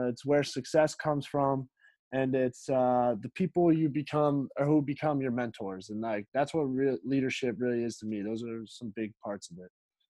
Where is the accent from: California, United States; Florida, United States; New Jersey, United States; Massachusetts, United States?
Massachusetts, United States; Framingham; also born or lived in Wayland, Massachusetts; I'm from Framingham, Massachusetts, but went to Wayland High School.